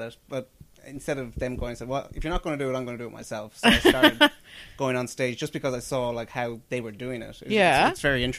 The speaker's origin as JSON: {"language": "English", "town": "Dublin", "region": "Leinster", "country": "Ireland", "tie": "born or raised there", "said": "I grew up in Dublin just when cable TV arrived."}